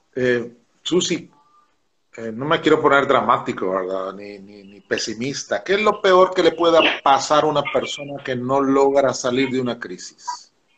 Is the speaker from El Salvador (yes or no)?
yes; El Salvador; Nosotros los salvadoreños decimos que somos un pueblo de fe